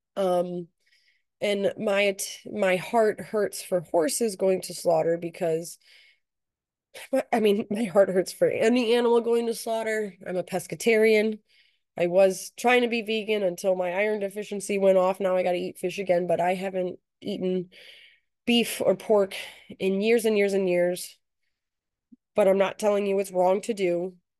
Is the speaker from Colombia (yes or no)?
no; United States